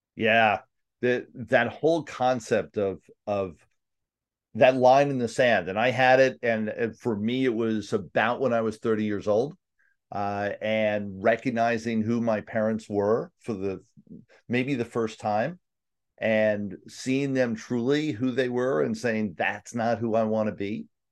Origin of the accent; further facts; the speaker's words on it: New York City, New York, United States; New York, Staten Island